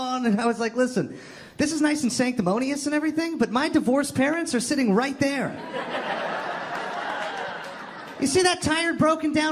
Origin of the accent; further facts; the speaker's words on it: Toronto, Ontario, Canada; I'm from Toronto